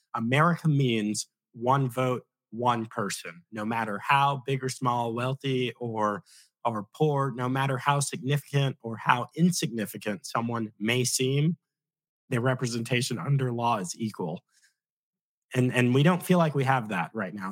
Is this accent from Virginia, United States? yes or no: yes; Virginia, United States; also born or lived in Oklahoma / Maryland; I'm, I'm actually from Virginia, but I went, uh, I served in Oklahoma